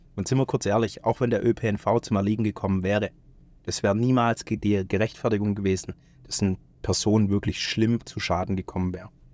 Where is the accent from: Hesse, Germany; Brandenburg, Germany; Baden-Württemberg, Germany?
Baden-Württemberg, Germany; Stuttgart; in meiner Heimatstadt stattgefunden, in Stuttgart